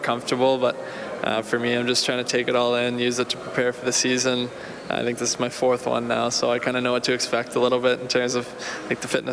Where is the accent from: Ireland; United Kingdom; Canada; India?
Canada; Ontario; moved away as an adult; also born or lived in Wichita, Kansas; growing up in Ontario